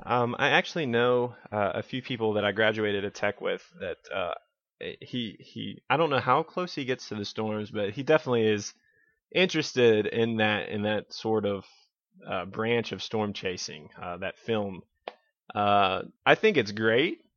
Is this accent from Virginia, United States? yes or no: yes; Blue Ridge Mountains, Virginia, United States; I was born and raised in Virginia in the, in the Blue Ridge Mountains